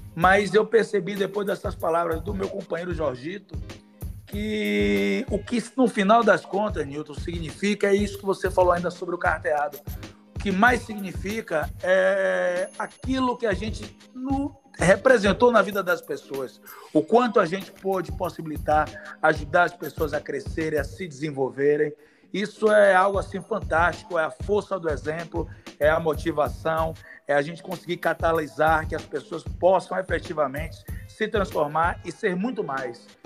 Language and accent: Portuguese; São Sebastião do Passé, Bahia, Brazil; São Sebastião é uma cidade do meu coração, onde eu me criei, onde eu cidade de infância